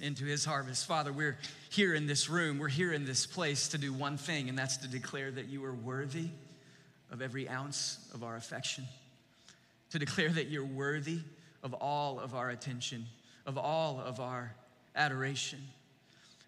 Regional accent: East Texas, United States; One of my favorite childhood memories growing up in East Texas

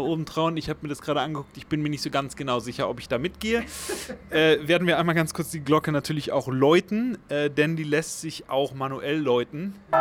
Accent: Germany; now in Namibia; ich bin Protestant und in der katholischen Kirche groß geworden, weil ich als Kind in Deutschland immer im Kirchenchor war

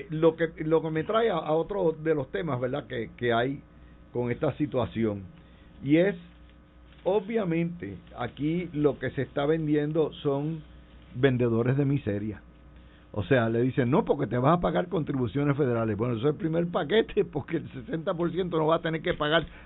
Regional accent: Puerto Rico; Yo soy de Puerto, Rico

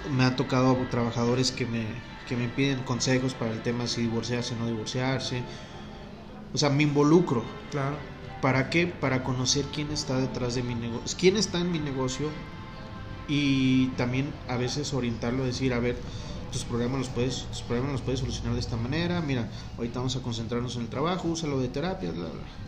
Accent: Durango, Mexico; somos de Durango

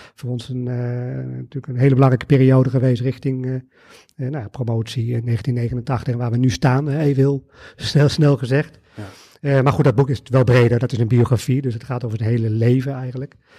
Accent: Arnhem, Gelderland, Netherlands; Ik ben geboren en getogen in Arnhem.

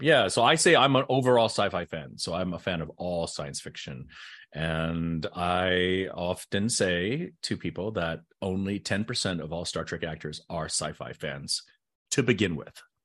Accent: United States; I was raised just like every other Caucasian red-blooded American, uh, person

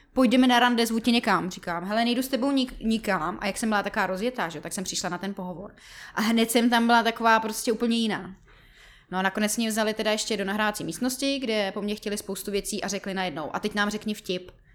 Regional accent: Jirkov, Ústí nad Labem Region, Czechia; moved away as an adult; now in Prague, Czech Republic; já pocházím z Jirkova

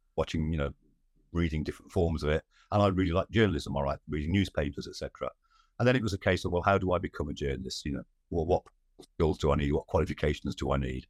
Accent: Wolverhampton, West Midlands, United Kingdom; Born and brought up in Wolverhampton, in the West Midlands

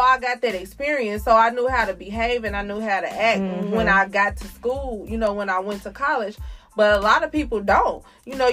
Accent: Oklahoma, United States; we're from Oklahoma

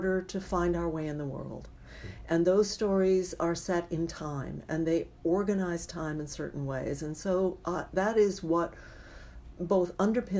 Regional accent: California, United States; being a Californian

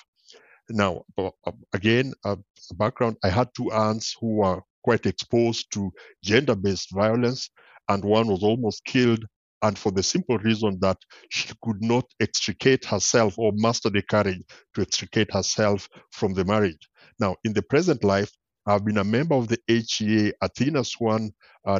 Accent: Kenya; now in Ireland; I'm originally from Kenya, and I come from a culture where gender inequality and the male dominance were celebrated

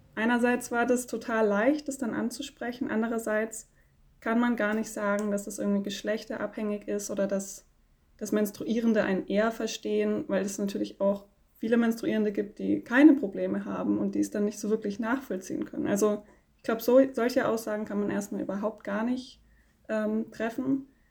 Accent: Konstanz, Baden-Württemberg, Germany; ich komme aus Konstanz

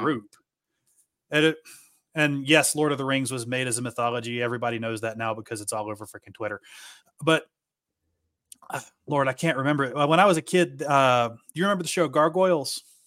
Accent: Appalachia, United States; I grew up in Appalachia, so we are very poor out here.

